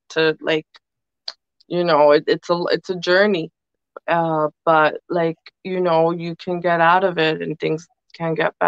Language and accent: English; New York City, New York, United States; also born or lived in Dominican Republic (family); I was born and raised here